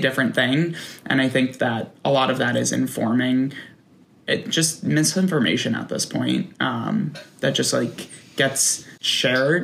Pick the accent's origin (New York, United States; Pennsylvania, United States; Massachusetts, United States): New York, United States; I'm from New York. I grew up outside of Manhattan